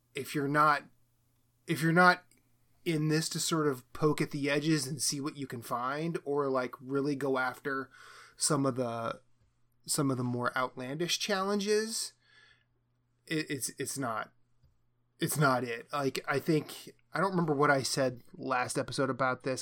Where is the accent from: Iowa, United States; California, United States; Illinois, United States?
Iowa, United States; I grew up in Iowa